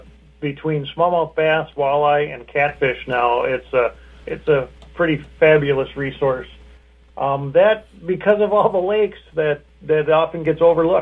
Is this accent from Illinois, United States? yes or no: no; Appleton, Wisconsin, United States; moved away as an adult; now in Aitkin, United States; I'm originally from Appleton, Wisconsin